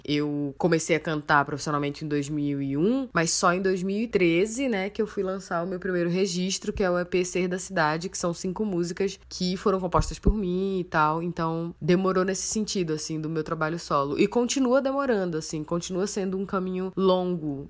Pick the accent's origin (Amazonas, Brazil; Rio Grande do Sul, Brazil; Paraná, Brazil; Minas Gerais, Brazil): Amazonas, Brazil; Manaus; Eu nasci em Manaus, capital do Amazonas, moro aqui, eventualmente saio para outras cidades, mas minha residência é na minha cidade natal, Manaus, Amazonas.